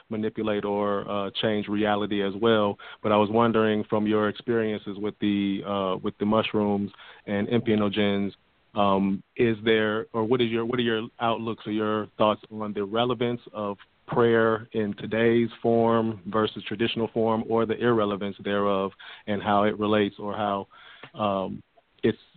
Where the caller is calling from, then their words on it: Atlanta, Georgia, United States; I'm calling from Atlanta.